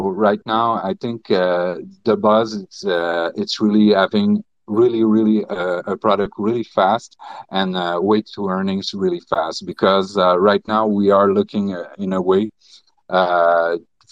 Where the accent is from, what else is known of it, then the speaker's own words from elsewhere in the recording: Canada; English is a second language; I'm French Canadian